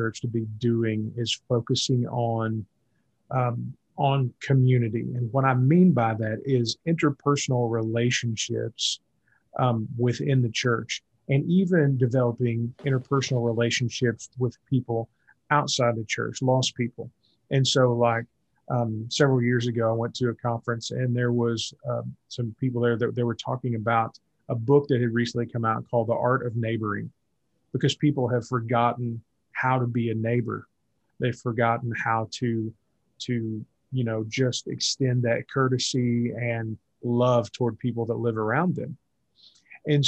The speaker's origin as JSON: {"language": "English", "town": "Willow Springs", "region": "Missouri", "country": "United States", "tie": "born or raised there", "said": "I grew up in Willow Springs, which was 30 minutes from West Plains"}